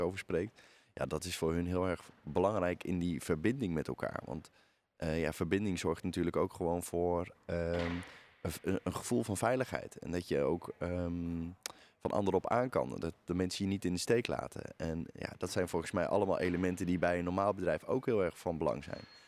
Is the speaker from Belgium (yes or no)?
no; Netherlands